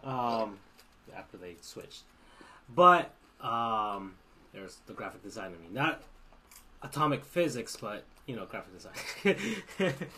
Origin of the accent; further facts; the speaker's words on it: South Florida, United States; I'm from South Florida